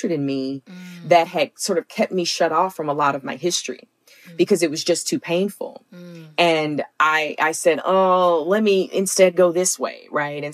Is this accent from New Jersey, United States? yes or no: no; Alabama, United States; growing up in the South